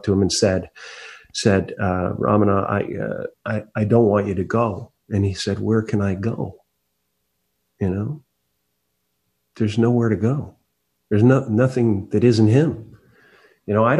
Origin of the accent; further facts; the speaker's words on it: Canada; now in United States; grew up in Canada